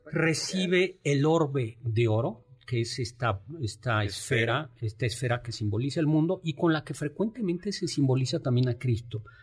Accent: Mexico; nosotros somos mexicanos

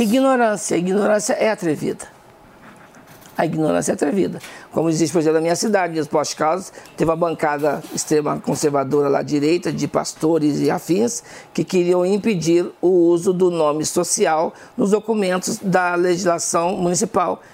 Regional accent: southern Minas Gerais, Brazil; moved away; Eu sou de uma região do sul de Minas

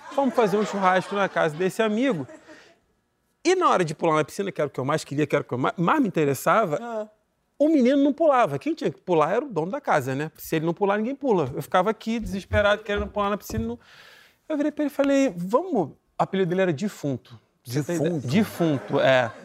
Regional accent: Nova Iguaçu, Rio de Janeiro, Brazil; Eu sou de Nova Iguaçu

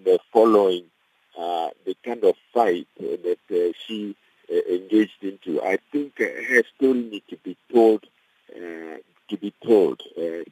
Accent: DR Congo; moved away as an adult; now in South Africa; I'm from the Democratic Republic of Congo

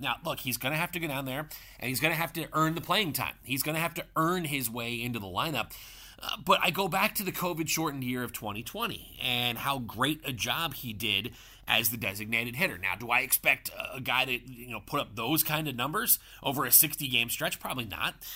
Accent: Philadelphia, Pennsylvania, United States; moved away; my hometown of Philadelphia

